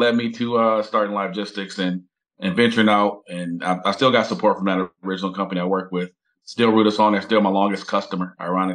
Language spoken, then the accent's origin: English; Detroit, Michigan, United States; born and raised in Detroit, third generation entrepreneur, grew up in a family that was heavily involved in construction